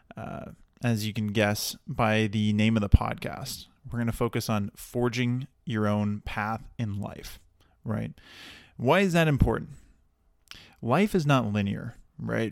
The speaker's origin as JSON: {"language": "English", "town": "Dallas", "region": "Texas", "country": "United States", "moved": "as an adult", "lives_now": "Santa Barbara, United States", "said": "I'm originally from Texas, originally from the Dallas area"}